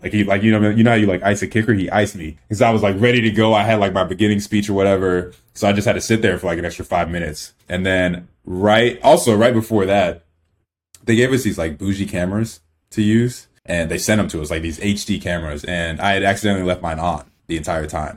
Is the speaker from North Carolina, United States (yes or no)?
yes; Clemmons, North Carolina, United States; also born or lived in Nigeria; we grew up in, in town called Clemens, North Carolina. I was in North Carolina most of my, like, adolescent life